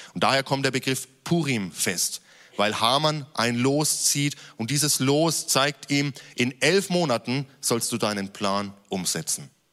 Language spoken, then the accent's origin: German; Germany; gerade als Deutsche